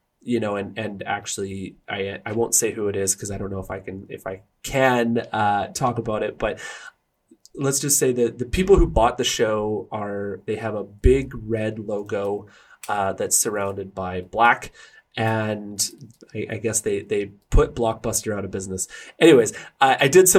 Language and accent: English; Burnaby, British Columbia, Canada; the street that I grew up in Burnaby